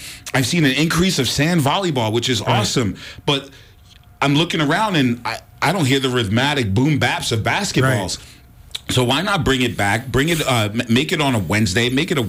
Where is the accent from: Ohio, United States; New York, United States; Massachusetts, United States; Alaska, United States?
New York, United States; New York City; moved away as an adult; now in Missoula, United States; I grew up in New York City, the Mecca for basketball